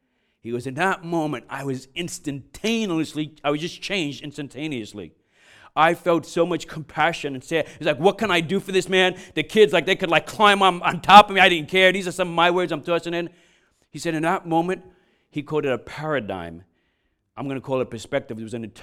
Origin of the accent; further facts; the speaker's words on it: New York, United States; And then I remember growing up in New York and being on the Brooklyn-Queens Expressway.